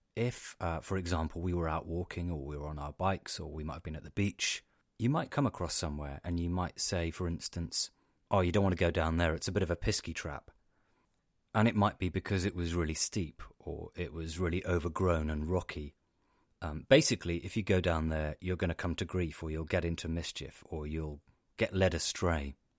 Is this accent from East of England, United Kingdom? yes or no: no; Cornwall, South West England, United Kingdom; also born or lived in Devon; I grew up in Cornwall, and my family are Cornish.